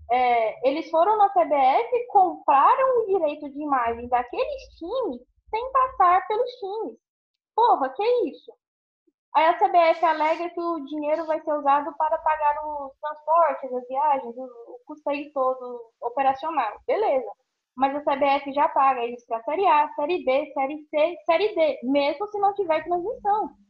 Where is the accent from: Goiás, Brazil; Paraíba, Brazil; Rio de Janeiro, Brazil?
Goiás, Brazil; eu sou goiana, eu falo Dazon.